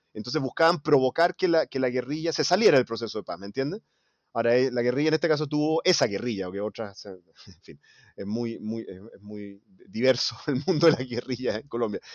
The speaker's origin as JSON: {"language": "Spanish", "country": "Chile", "said": "como chileno, como ciudadano"}